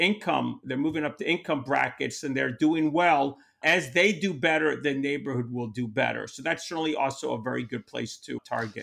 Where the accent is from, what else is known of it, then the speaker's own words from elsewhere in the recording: New York, United States; I'm from New York